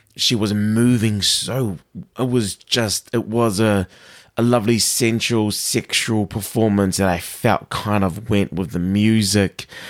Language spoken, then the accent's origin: English; New Zealand